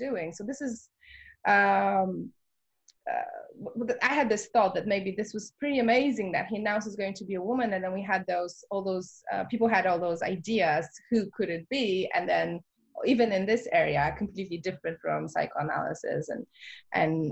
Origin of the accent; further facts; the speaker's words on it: Warsaw, Masovian Voivodeship, Poland; moved away; I really wanted to make it in my hometown